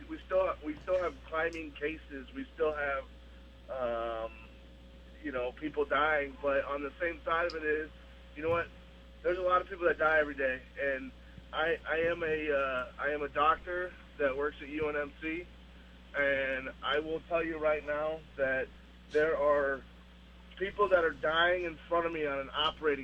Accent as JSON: {"language": "English", "country": "United States", "also_born_or_lived": "Omaha, Nebraska", "said": "we as American people"}